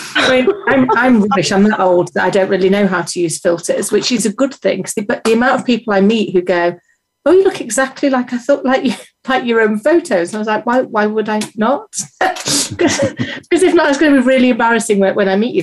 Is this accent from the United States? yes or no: no; United Kingdom; As a British person